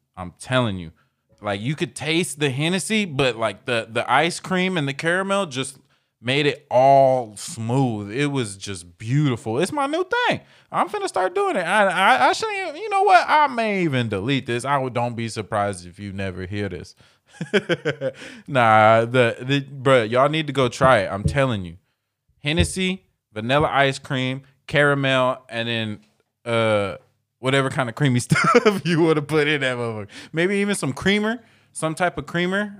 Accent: Dunnegan, United States; I was raised in Dunnegan and that's all, we used to just run barefoot through dirt

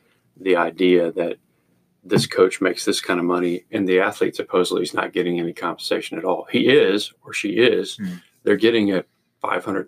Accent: Arkansas, United States; I grew up in Arkansas

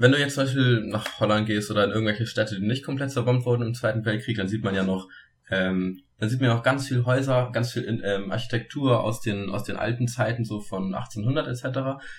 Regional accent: Germany; bei uns in Deutschland

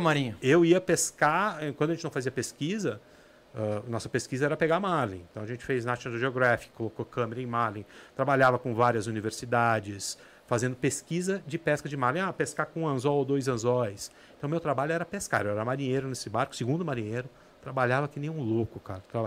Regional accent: São Paulo, Brazil; also born or lived in Ilhabela; eu sou de São Paulo

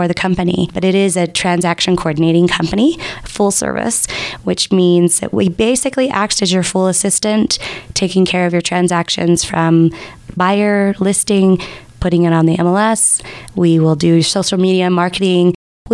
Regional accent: Sandy, Utah, United States; I actually was born and raised right here in Utah, and I grew up in Sandy.

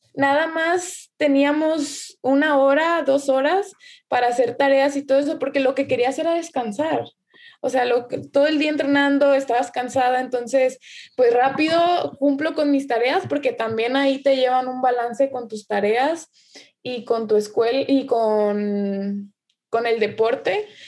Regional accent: Nayarit, Mexico; la única de, Nayarit, de Nayarit que sale soy yo.

